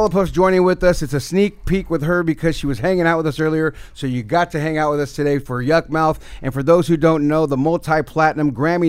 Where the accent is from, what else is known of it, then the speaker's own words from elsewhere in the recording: the Bay Area, California, United States; growing up in the Bay, dog